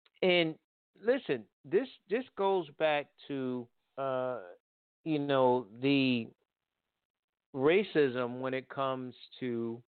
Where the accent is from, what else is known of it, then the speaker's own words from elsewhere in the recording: New Haven, Connecticut, United States; New Haven where I'm from